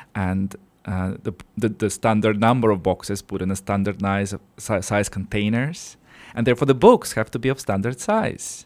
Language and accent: English; Siberia, Russia; moved away as an adult; now in Luxembourg; this is where I'm from. So I was born in Siberia, in Russia